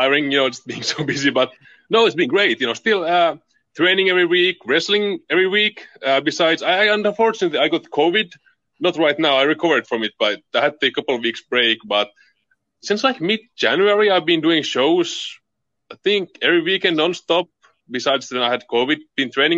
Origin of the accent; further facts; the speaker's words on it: Finland; English is a second language; in Finland we do not celebrate Valentine's Day